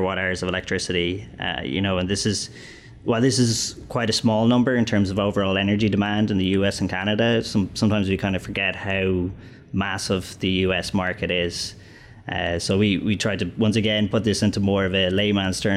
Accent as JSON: {"language": "English", "country": "Ireland", "also_born_or_lived": "London / Dublin / Copenhagen", "moved": "as an adult", "lives_now": "United States", "said": "I'm from Ireland"}